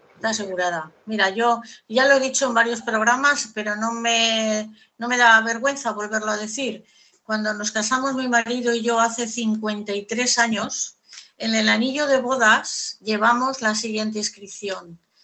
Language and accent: Spanish; Castile, Spain; como soy castellana y en Castilla se dicen muchos refranes